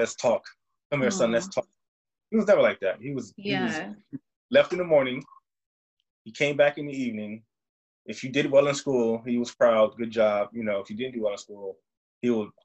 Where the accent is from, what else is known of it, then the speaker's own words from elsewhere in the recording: United States; I grew up in America, so I didn't live the Yoruba culture like in Nigeria